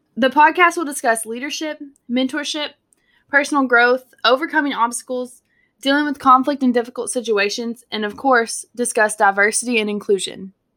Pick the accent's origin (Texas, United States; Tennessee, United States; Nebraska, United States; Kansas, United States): Texas, United States; I was born and raised in Texas